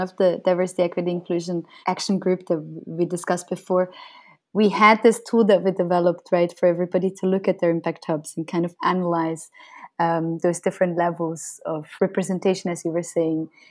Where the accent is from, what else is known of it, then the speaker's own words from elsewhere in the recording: Switzerland; moved away as an adult; now in Brazil; I grew up in Switzerland